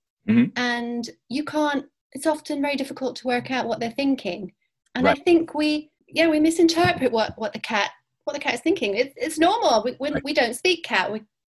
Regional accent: Cyprus; born there; Okay, I was born in Cyprus. Did I mention that? That's when I had my first cats, anyway.

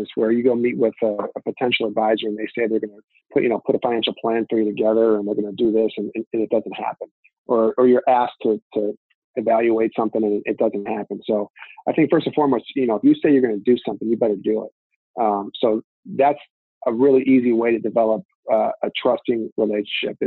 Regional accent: Lake Forest, Illinois, United States; we grew up in Big Ten country right here. I grew up going to Northwestern games

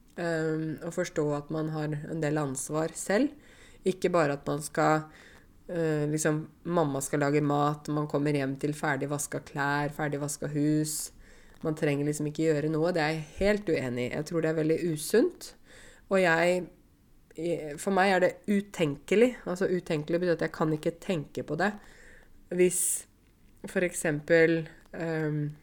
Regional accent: Norway; jeg er norsk, og jeg har vokst opp på en sånn måte at når jeg var 18, siste året videregående

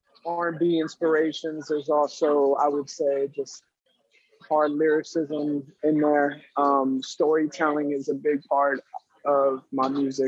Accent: New Jersey, United States; also born or lived in Phoenix, Arizona; now in Delaware, United States; I'm originally from Jersey, came out to Delaware from Phoenix, Arizona, so I've been all over the place.

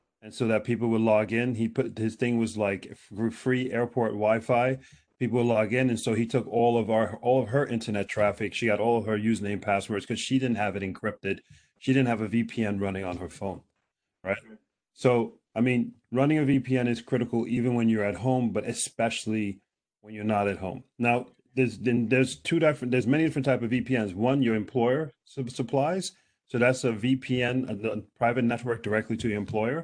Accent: United States; now in Norway; I'm American

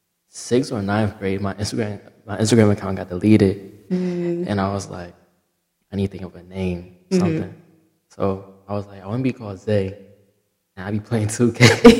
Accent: Maryland, United States; I'm from Maryland. I go to Morgan State.

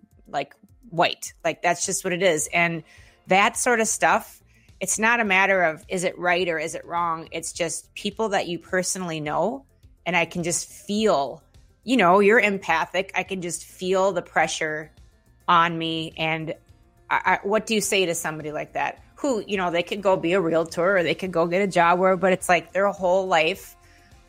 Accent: Minneapolis, Minnesota, United States; I'm from Minneapolis

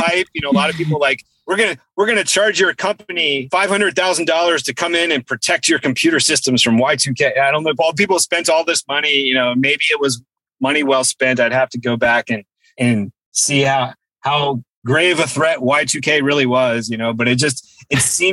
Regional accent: Virginia, United States; moved away; I was from Virginia

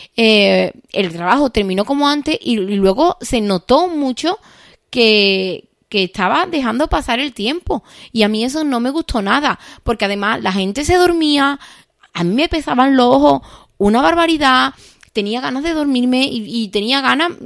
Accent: Seville, Andalusia, Spain; soy de Sevilla

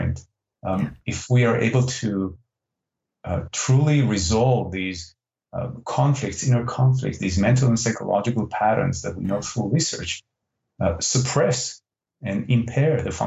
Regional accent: Israel; English is a second language; moved away; English is not my first language. I'm originally from Israel

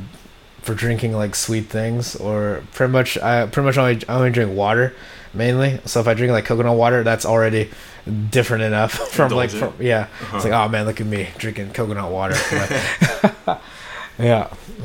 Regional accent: Philippines; I'm from the Philippines

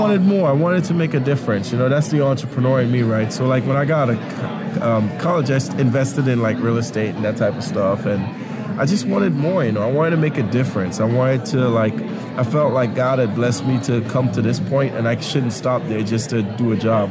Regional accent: Trinidad & Tobago; now in Kansas City, United States; I grew up in Trinidad and Tobago

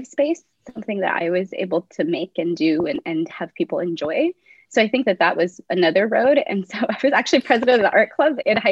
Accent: Whittier, California, United States; first language English; I grew up in Whittier, California, so we have had a pretty good education system

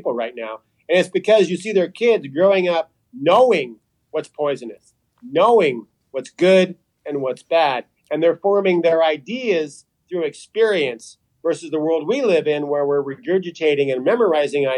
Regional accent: Reno, Nevada, United States; moved away as an adult; now in Ecuador; we grew up in Reno

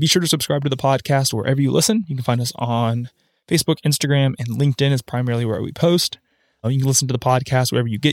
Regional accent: Huntsville, Alabama, United States; growing up in Huntsville

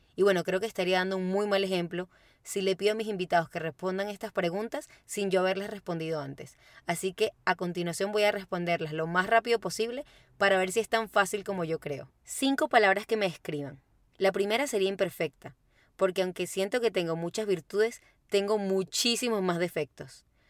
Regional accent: Caracas, Capital District, Venezuela; moved away as an adult; now in Santiago, Chile; soy de Caracas, Venezuela

